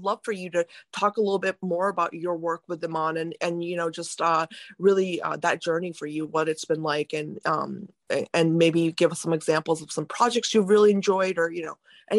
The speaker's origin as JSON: {"language": "English", "country": "India", "said": "I come from a, you know, a conservative family, you know, being Indian, mm-hmm. Indian parents are very strict."}